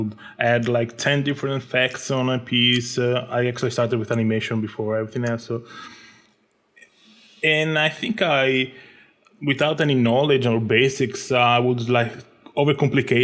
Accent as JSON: {"language": "English", "country": "Italy", "also_born_or_lived": "Egypt", "said": "I'm a digital artist and designer from Italy."}